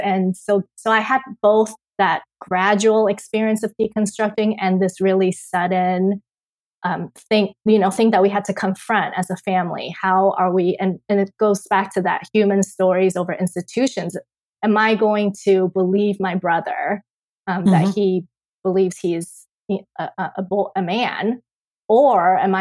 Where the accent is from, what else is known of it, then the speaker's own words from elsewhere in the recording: Taiwan; moved away; I am born and raised in Taiwan